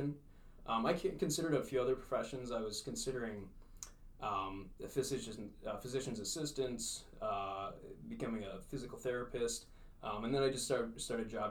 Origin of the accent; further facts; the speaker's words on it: Fergus Falls, Minnesota, United States; I grew up in Fergus Falls. Graduated from high school here